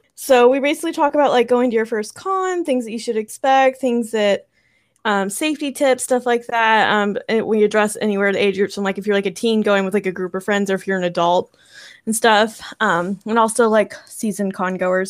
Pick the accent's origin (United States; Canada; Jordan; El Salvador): United States; Texas; moved away as an adult; also born or lived in Colorado; now in California, United States; I'm from Texas, and then graduated college the first time, moved to Colorado, and now I'm in California